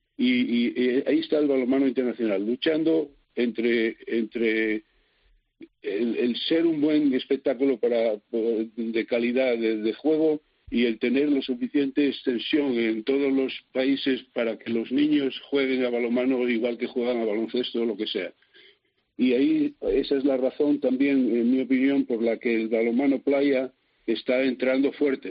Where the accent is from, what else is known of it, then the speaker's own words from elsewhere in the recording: Asturias, Spain; moved away; aquí en Asturias siempre se me trató muy bien y yo siempre soy el asturiano de no sé qué, el asturiano de no sé cuánto